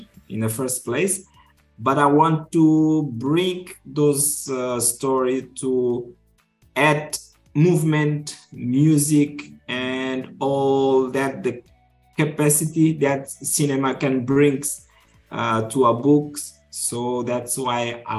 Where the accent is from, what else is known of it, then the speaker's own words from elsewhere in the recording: Mindelo, Cape Verde; English is a second language; I'm a producer. I'm from Cape Verde